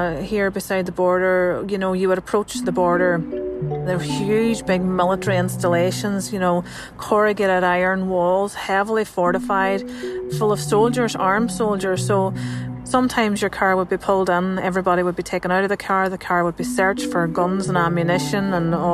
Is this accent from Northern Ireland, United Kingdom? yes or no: yes; Northern Ireland, United Kingdom; I'm a journalist from Northern Ireland